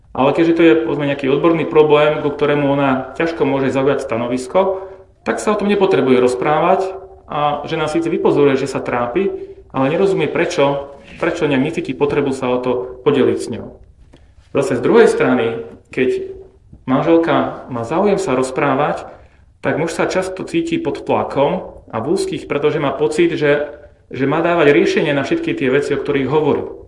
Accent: Bratislava, Bratislava Region, Slovakia; ja som zase z Bratislavy

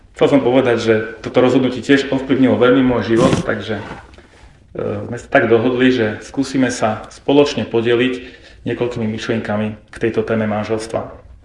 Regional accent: Bratislava, Bratislava Region, Slovakia; ja som zase z Bratislavy

